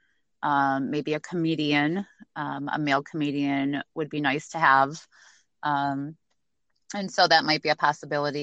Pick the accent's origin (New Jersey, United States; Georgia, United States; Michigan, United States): Michigan, United States; St. Clair Shores; also born or lived in Detroit; I was actually born in Detroit at one of the hospitals, and so raised in St. Clair Shores and grew up in the suburbs